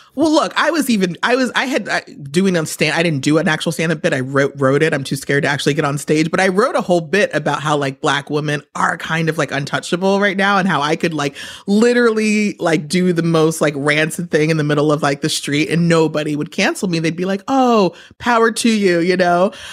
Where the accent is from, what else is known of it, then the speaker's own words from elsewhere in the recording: New York, United States; I'm from New York